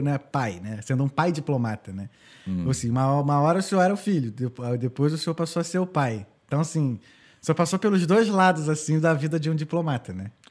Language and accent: Portuguese; Rio de Janeiro, Brazil; moved away as an adult; also born or lived in United States; eu sou do Rio de Janeiro